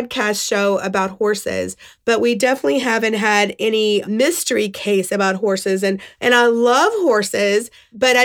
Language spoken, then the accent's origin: English; West Virginia, United States; I grew up in West Virginia